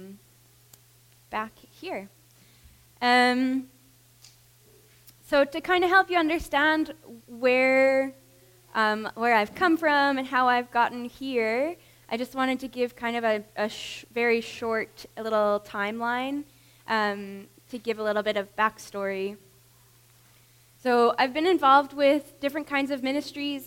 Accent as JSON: {"language": "English", "town": "Langham", "region": "Saskatchewan", "country": "Canada", "tie": "born or raised there", "moved": "as an adult", "lives_now": "Berlin, Germany", "said": "I grew up in Langham, which is just north of Saskatoon"}